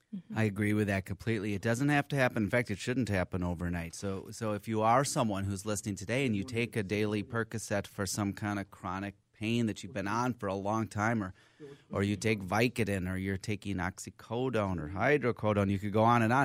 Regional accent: Minneapolis, Minnesota, United States; I'm from here. Went to my schooling here

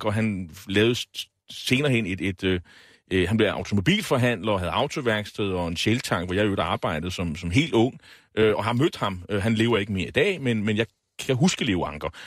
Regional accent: Nexø, Capital Region of Denmark, Denmark; jeg er jo fra Næksø, og man er jo lidt lokalpatriot.

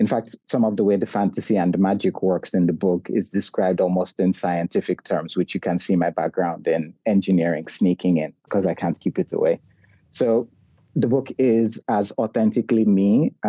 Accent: Nigeria; moved away as an adult; also born or lived in Kuala Lumpur, Malaysia; now in Australia; as a Nigerian who grew up entirely in Nigeria but has now spent most of his adult life outside

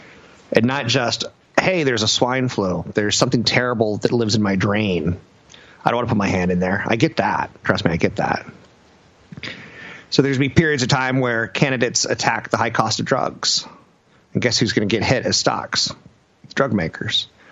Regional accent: United States; I'm American

